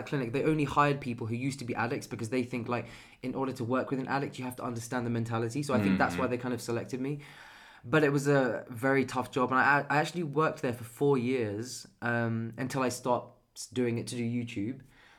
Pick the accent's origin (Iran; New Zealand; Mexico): Iran; Persian. It's an Eastern thing.